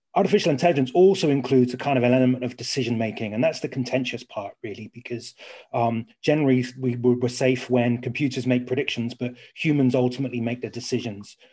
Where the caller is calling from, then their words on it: Surrey, South East England, United Kingdom; I am calling from today, Leafy Surrey